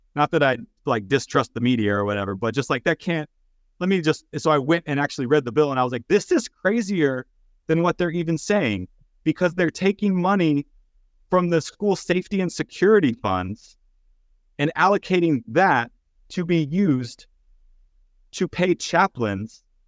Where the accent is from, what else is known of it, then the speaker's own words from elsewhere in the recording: East Texas, United States; I grew up in East Texas